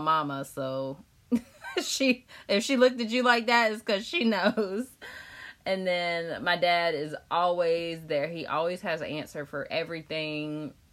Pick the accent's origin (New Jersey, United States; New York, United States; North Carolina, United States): North Carolina, United States; Chapel Hill; I work in North Raleigh, so it's right down the street from Wake Forest, and I'm from Chapel Hill.